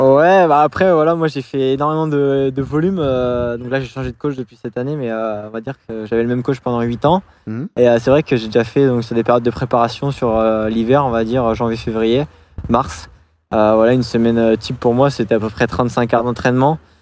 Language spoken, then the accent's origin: French; Angoulême, Nouvelle-Aquitaine, France; je suis originaire de base d'Angoulême, de, Charente